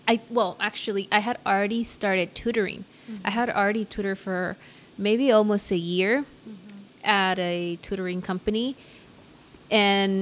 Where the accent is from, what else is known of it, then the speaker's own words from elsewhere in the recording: Los Angeles, California, United States; I'm from South